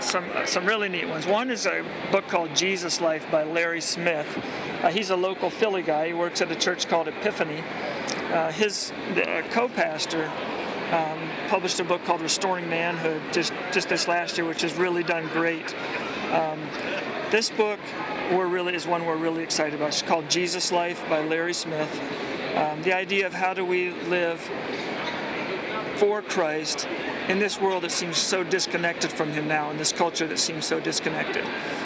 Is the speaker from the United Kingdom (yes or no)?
no; Bolivia; Well, I grew up down in Bolivia, South America. My parents were missionaries down there with Wycliffe Bible Translators.